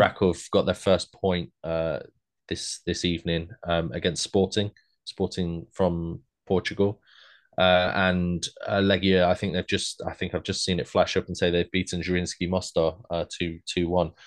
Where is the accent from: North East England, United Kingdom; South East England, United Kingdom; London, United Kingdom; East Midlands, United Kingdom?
East Midlands, United Kingdom; Leicester; I'm from Leicester